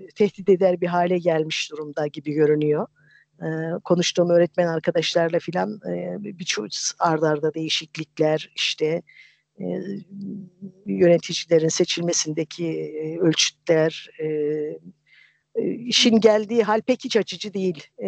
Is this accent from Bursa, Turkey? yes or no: no; a village in Erzincan, Turkey; moved away; Erzincan'ın bir köyünde büyüdüm